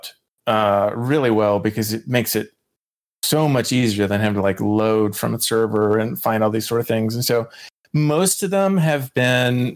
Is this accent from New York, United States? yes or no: no; North Carolina, United States; also born or lived in Cary, North Carolina; now in Durham, United States; I moved up here from Cary, and I'm definitely enjoying that. So I'm native to the area.